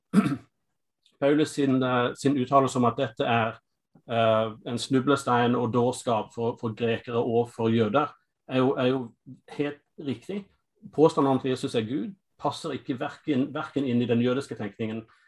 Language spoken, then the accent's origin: Norwegian; United States; Norwegian is a second language; moved away as an adult; now in Norway; Jeg er amerikaner